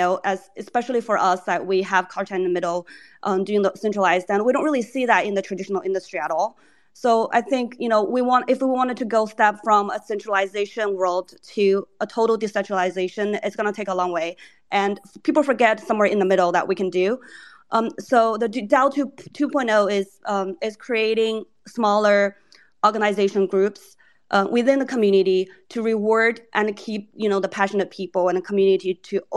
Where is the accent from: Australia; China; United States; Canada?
China; moved away; I grew up in China for, you know, like over 10 years, 18 years, and having this bi language and understanding both culture of Asia and you know, Western culture